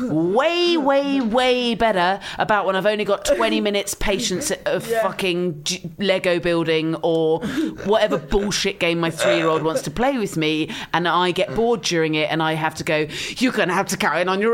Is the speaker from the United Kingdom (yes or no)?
yes; Swanage, South West England, United Kingdom; Swanage in Dorset.